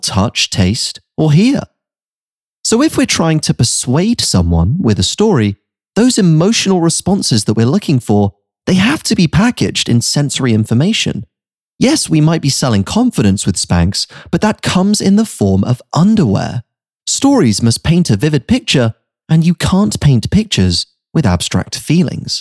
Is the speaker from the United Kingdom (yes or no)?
yes; United Kingdom; moved away as an adult; also born or lived in New York City; I'd been living in a bubble growing up in the United Kingdom my whole life